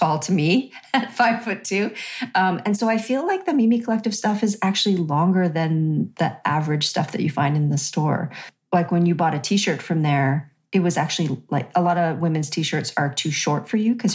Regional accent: Canada; We're Canadian

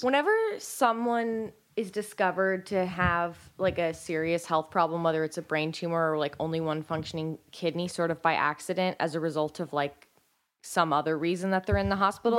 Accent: United States; we're from America

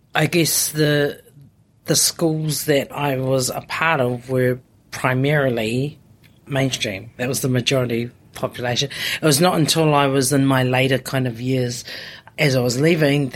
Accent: Auckland, New Zealand; also born or lived in Tokoroa, New Zealand / Samoa (ancestry); I've spent most of my life in West Auckland

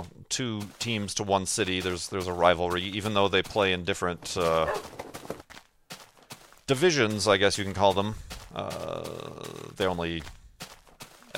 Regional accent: Chicago, Illinois, United States; as a Chicagoan

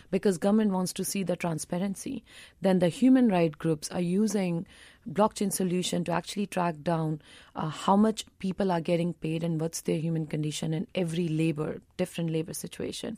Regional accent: India; as an Indian

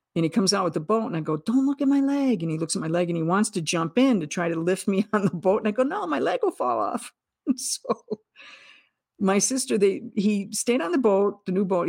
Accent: United States; as an American in the latter half of the twentieth century

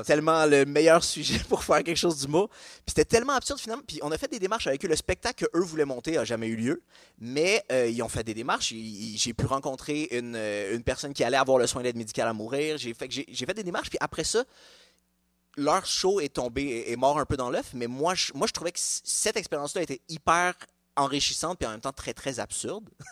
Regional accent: Montreal, Quebec, Canada; also born or lived in Laval; je suis né dans un hôpital à Laval, mais j'ai grandi à Montréal

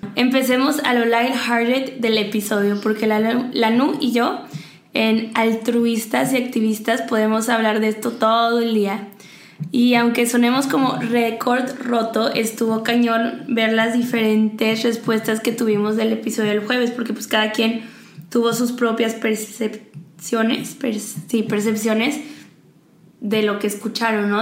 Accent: Mexico; nosotros como mexicanos

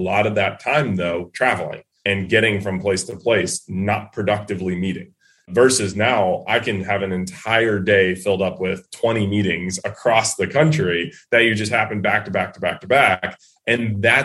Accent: New England, United States; growing up in New England

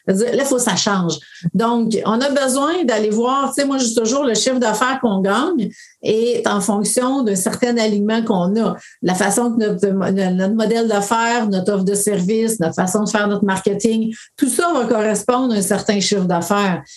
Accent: BTB, Quebec, Canada; moved away; je retourne dans mon coin de pays qui était la BTB

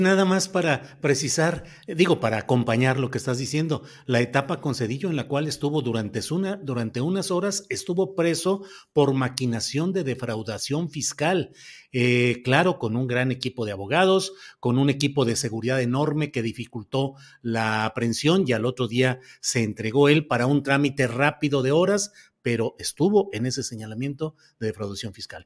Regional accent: Coahuila, Mexico; moved away; mi tierra que estoy distante, pero finalmente también mi tierra nativa que es Coahuila

